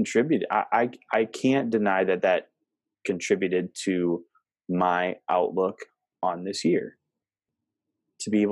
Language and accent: English; Cumberland, Wisconsin, United States; my hometown of Cumberland, Wisconsin